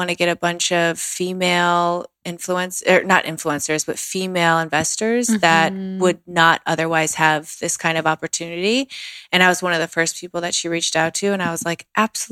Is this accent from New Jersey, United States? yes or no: no; Chicago, Illinois, United States; I grew up in Chicago